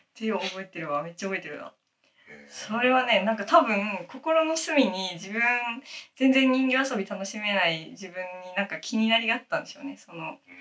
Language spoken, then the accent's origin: Japanese; Saitama, Japan; 私、埼玉県、埼玉県出身